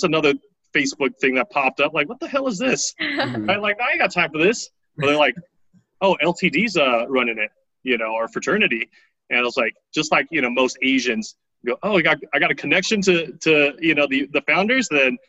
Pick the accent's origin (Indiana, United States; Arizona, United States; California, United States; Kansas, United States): California, United States; also born or lived in Taiwan / Daly City, California / Antioch, California; I grew up in Taiwan, and when I was eight, we moved to, my dad moved us to California.